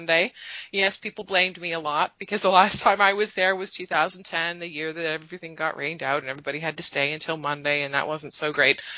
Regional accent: Canada; I'm Canadian

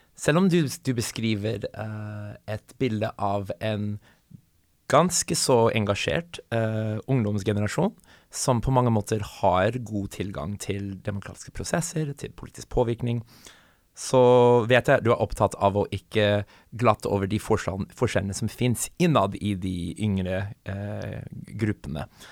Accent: United States; now in Norway; jeg kommer fra USA

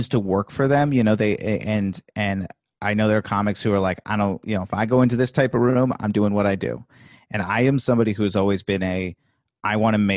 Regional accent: Virginia, United States; No, I'm from Virginia.

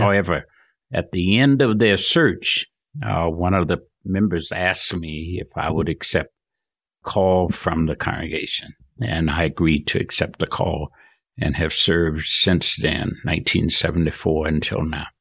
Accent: Georgia, United States; moved away as an adult; also born or lived in Florida; now in Salt Lake City, United States; Born and reared in Georgia, grew up there, went through high school, left to go to college.

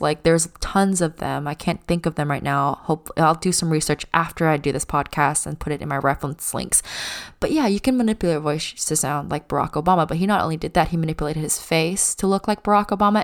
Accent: United States; even though I'm Chinese American, I was born here

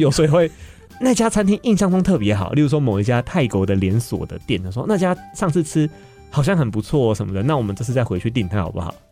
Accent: Kaohsiung, Taiwan; 我高雄人

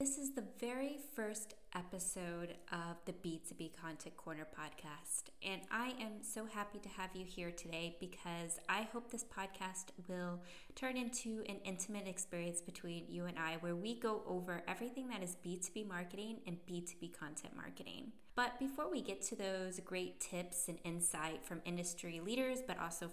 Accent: California, United States; moved away as an adult; also born or lived in Salzburg, Austria / New Zealand; now in Berlin, Germany; I am an American and I'm originally from California. But I am based here in Berlin, Germany.

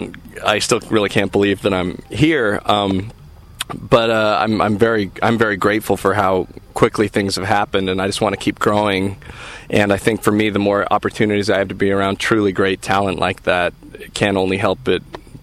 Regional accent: Utah, United States; moved away as an adult; also born or lived in Arizona / California; I was born in Utah in a very small town, and grew up there and in a very small town in Arizona prior to moving to California in my early 20s.

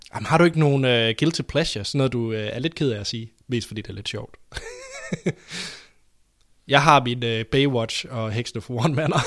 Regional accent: Denmark

